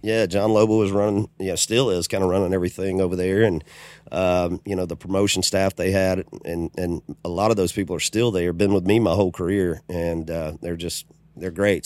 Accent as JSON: {"language": "English", "town": "Macon", "region": "Georgia", "country": "United States", "tie": "born or raised there", "also_born_or_lived": "Homestead, Florida / Jacksonville", "said": "I was pretty much raised there in, in middle Georgia."}